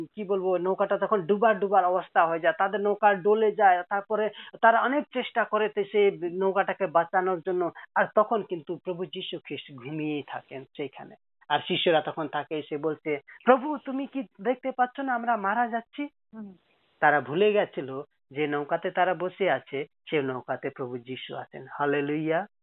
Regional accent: Nepal; moved away as an adult; also born or lived in Kolkata, India / Serampore, India; আমার বাড়ি নেপাল আর অরিজিনালি আমি নেপালের

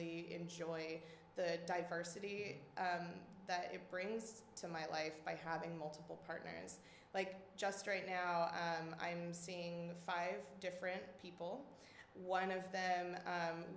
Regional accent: Midland, Texas, United States; moved away; I grew up in West Texas, in Midland, Texas.

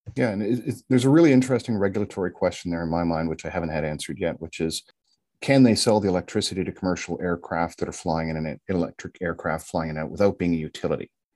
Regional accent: Canada; as a Canadian

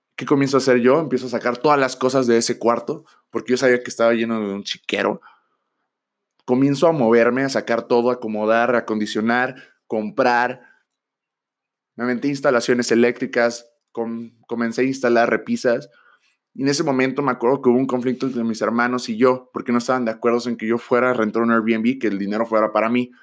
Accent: Tijuana, Baja California, Mexico; Yo soy de Tijuana

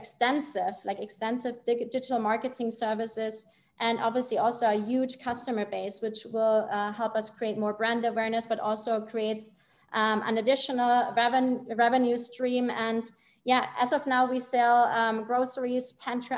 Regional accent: Germany; I'm from Germany

